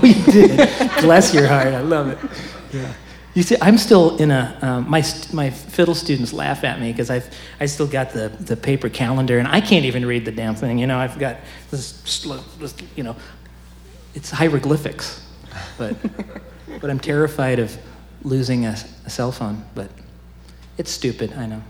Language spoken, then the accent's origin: English; Oskaloosa, Iowa, United States; I'm from Oskaloosa